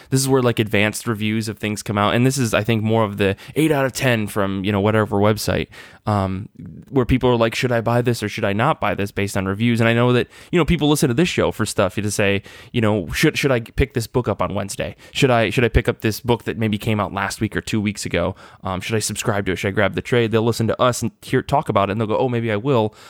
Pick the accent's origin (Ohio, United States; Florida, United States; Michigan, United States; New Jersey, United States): Michigan, United States; Midwest; growing up in Midwest Michigan